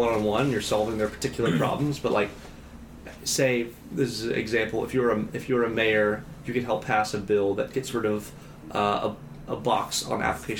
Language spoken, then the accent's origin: English; Waco, Texas, United States; moved away; my hometown called Mission Waco